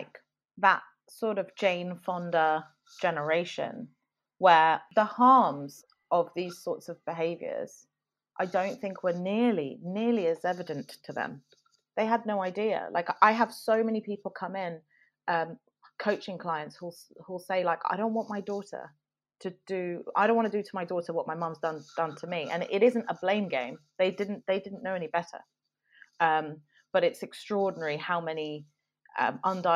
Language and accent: English; London, United Kingdom; not that I grew up in the Middle East, I was in London